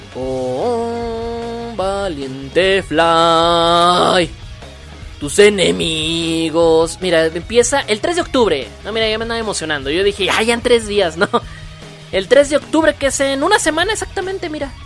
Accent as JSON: {"language": "Spanish", "country": "Mexico", "said": "Los que somos de México"}